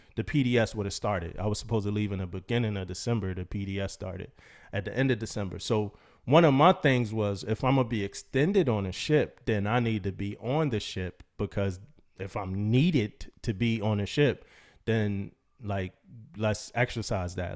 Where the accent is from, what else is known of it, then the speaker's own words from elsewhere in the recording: East Coast, United States; moved away as an adult; also born or lived in San Diego, California; I'm from the East Coast